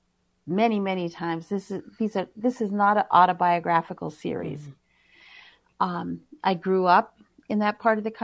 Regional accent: White Earth Nation, Minnesota, United States; now in Minneapolis, United States; I'm originally from the White Earth Nation

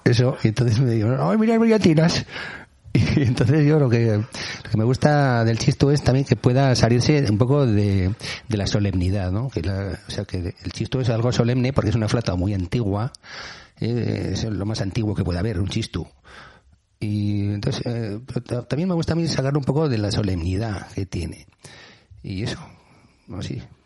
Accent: Basque Country, Spain

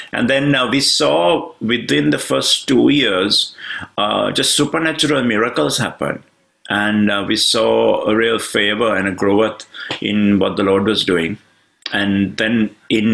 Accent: Sri Lanka; moved away as an adult; now in United Kingdom; I come originally from Sri Lanka, and I'm now based in the UK. It's been 23 years since we've been in the UK

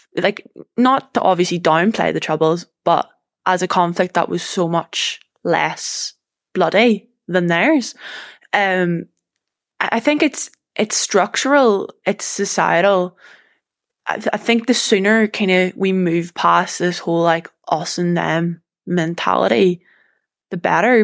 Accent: Portadown, Northern Ireland, United Kingdom; moved away as an adult; now in Glasgow, United Kingdom; my hometown of, you know, Portadown

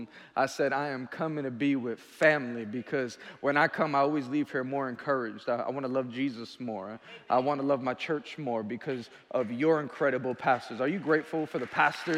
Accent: New York City, New York, United States; I'm from Queens, New York

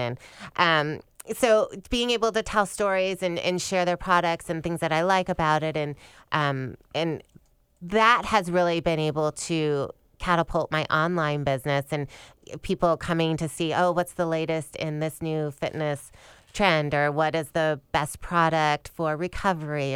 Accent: Michigan, United States; also born or lived in East Lansing, Michigan; I grew up in Michigan

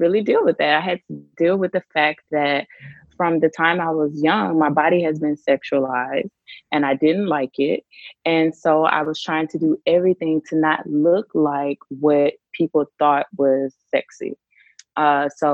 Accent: Mississippi, United States; moved away as an adult; also born or lived in Washington, D.C.; now in Hanoi, Vietnam; I grew up in Mississippi

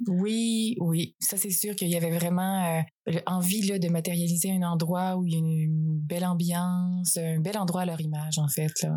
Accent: along Route 132, Quebec, Canada; also born or lived in France; je suis née en France, là, mais euh, quand j'ai eu 4 ans, ils ont décidé de faire vraiment le move, pas juste venir en voyage. Puis, ils ont acheté l'auberge avec 4 ans. Donc, j'ai vraiment grandi là

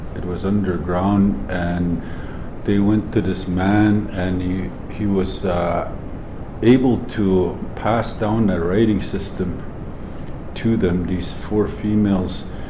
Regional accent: Saddle Lake, Alberta, Canada; also born or lived in St. Paul, Alberta; now in Edmonton, Canada; I come from uh, I come from Saddle Lake

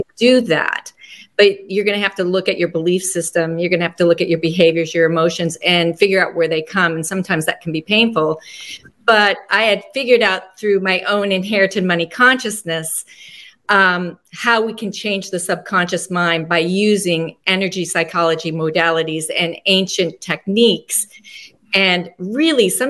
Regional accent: Laramie, Wyoming, United States; born or raised there; also born or lived in North Platte, Nebraska

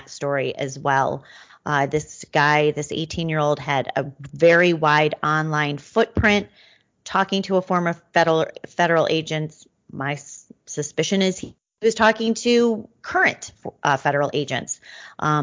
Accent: Midwest, United States; as a Midwesterner

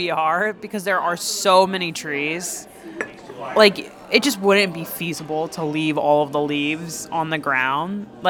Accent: Maryland, United States; moved away; But I grew up in Maryland

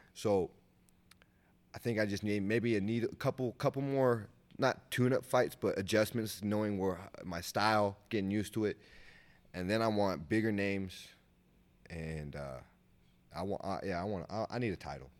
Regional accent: Sacramento, California, United States

